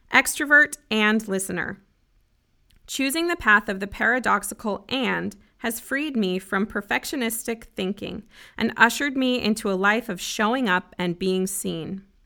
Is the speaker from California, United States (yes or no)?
no; Broomfield, Colorado, United States; moved away as an adult; also born or lived in Grand Junction, Colorado; now in Nashville, United States; I grew up in a city called Broomfield, just north of Denver.